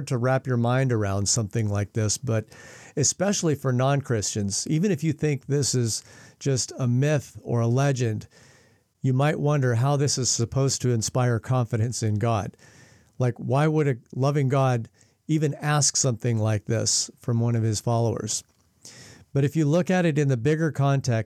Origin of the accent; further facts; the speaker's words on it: Spokane, Washington, United States; now in New Zealand; my hometown in Spokane, Washington